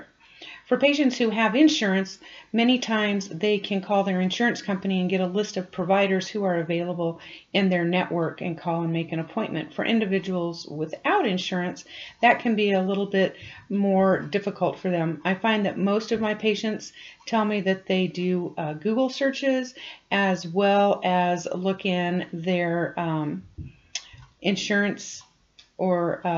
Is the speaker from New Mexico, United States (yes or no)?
yes; Farmington, New Mexico, United States; I was born and raised in New Mexico, graduated from Farmington High School